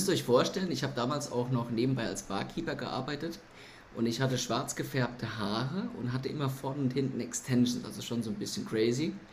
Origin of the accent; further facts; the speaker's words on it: Lohnsfeld, Rhineland-Palatinate, Germany; also born or lived in Kaiserslautern; geboren bin ich in Kaiserslautern. Ähm, dort bin ich auch eine Zeit lang aufgewachsen, laut Rebube, und ähm, bin dann später nach Lohnsfeld gezogen als mein Bruder auf die Welt kam